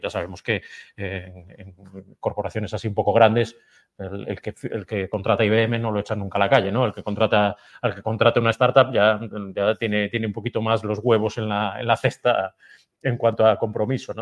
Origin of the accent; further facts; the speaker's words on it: Galicia, Spain; como buenos gallegos tenemos el alma emigrante